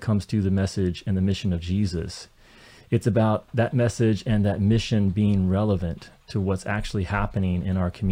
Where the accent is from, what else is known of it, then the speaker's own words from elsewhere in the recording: rural Kentucky, United States; I grew up in rural Kentucky in farm country